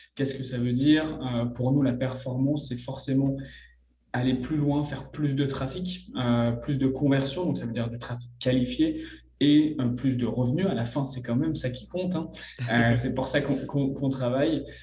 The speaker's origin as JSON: {"language": "French", "country": "France", "accent": "French", "moved": "yes", "lives_now": "Montreal, Canada", "said": "Je suis français"}